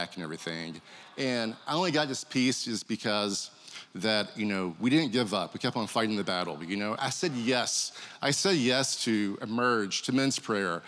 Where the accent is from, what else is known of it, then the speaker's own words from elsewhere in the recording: Kentucky, United States; Growing up, I grew up in Kentucky